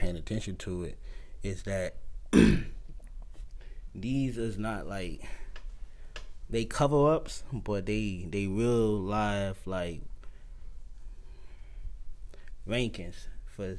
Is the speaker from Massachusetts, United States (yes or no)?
no; Jackson, Mississippi, United States; I'm from Jackson, Mississippi.